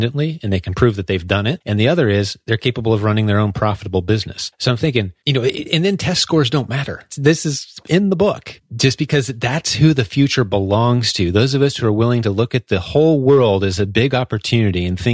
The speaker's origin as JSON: {"language": "English", "town": "Indianapolis", "region": "Indiana", "country": "United States", "tie": "born or raised there", "said": "central Indiana, which is my hometown as well, Indianapolis"}